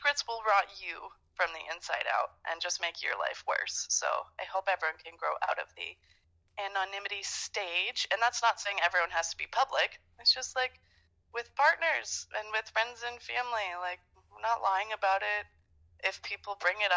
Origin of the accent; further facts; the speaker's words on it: Canada; I'm Canadian